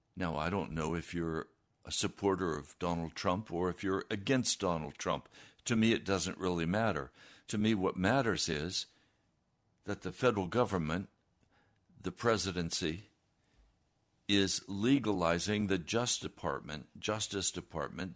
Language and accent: English; United States; how I was raised as an American